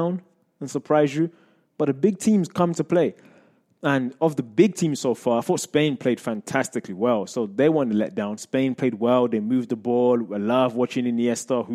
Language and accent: English; England, United Kingdom; moved away; I grew up in England